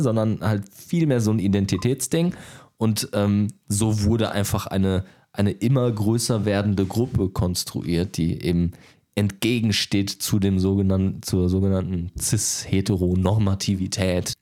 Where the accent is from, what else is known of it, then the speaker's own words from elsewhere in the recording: Duisburg, North Rhine-Westphalia, Germany; komme aus NRW, komme aus Duisburg